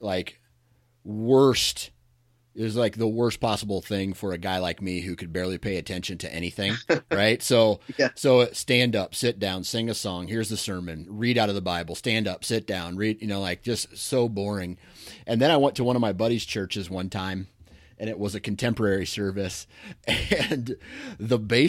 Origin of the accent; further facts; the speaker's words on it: Iowa, United States; also born or lived in Alabama; I'm from Iowa